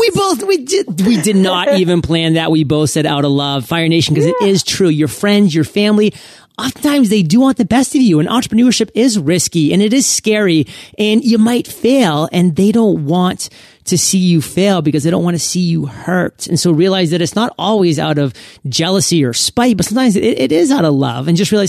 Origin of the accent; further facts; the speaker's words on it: Maine, United States; So I'm from Maine, so this is kind of a Maine thing